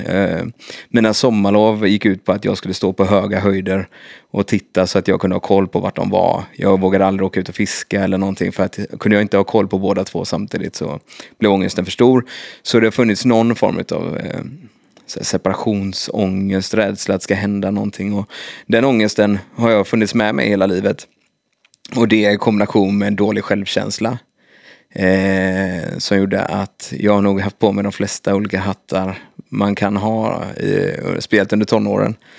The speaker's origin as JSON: {"language": "Swedish", "town": "Kungälv", "region": "Västra Götaland", "country": "Sweden", "said": "i Kungälv, där jag kommer ifrån"}